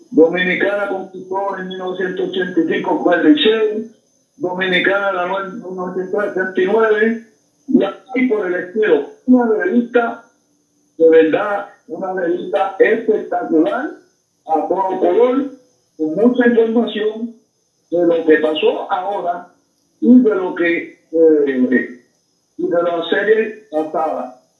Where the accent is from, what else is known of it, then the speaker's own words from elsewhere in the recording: Mayagüez, Puerto Rico; un saludo deportivo a todos los indios de corazón, los indios de mi pueblo, de Mayagüez.